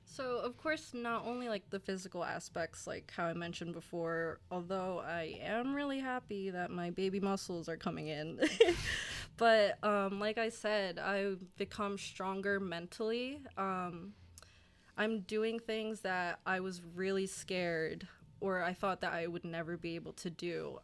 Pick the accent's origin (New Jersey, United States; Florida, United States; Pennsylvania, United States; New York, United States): New Jersey, United States; Burlington; I'm from Burlington, New Jersey. It's a town in South Jersey, go six oh nine